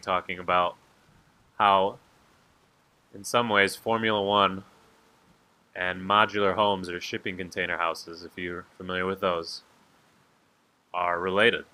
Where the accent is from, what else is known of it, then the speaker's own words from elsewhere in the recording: St. Charles, Illinois, United States; where I grew up in St. Charles